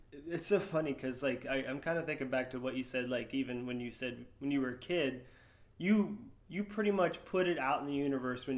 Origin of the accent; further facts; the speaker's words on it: Sarasota, Florida, United States; growing up in Sarasota, Florida